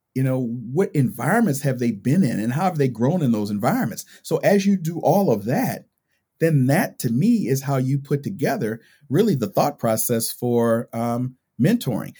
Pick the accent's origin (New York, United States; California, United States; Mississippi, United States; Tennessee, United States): California, United States; I grew up in California.